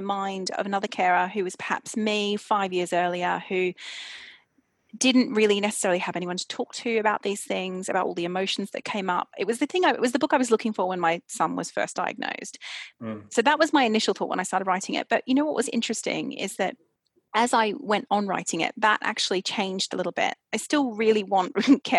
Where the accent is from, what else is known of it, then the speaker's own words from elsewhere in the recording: Australia; now in London, United Kingdom; I'm from Australia originally, and I went back to Australia